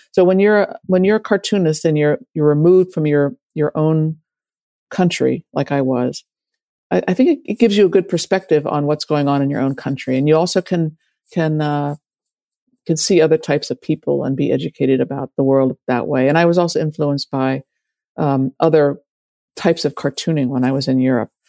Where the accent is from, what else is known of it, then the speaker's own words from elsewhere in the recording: Washington, District of Columbia, United States; when I was growing up in Washington in the 70s, 60s, and 70s